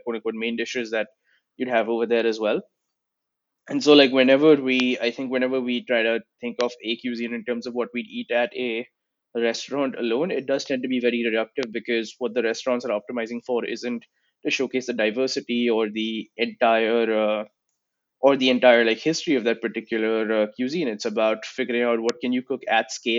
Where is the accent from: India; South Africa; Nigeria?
India; now in United States; growing up in India